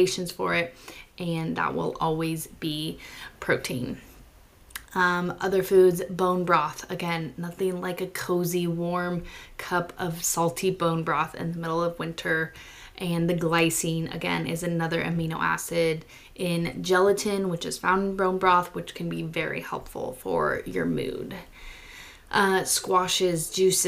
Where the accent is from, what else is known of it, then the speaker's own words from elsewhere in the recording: California, United States; moved away; also born or lived in Utah; I'm from California. I grew up eating citrus